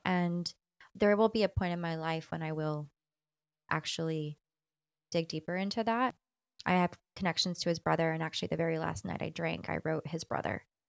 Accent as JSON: {"language": "English", "region": "Texas", "country": "United States", "said": "especially as a Texan"}